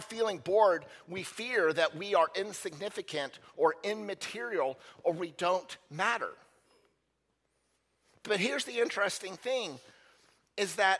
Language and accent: English; United States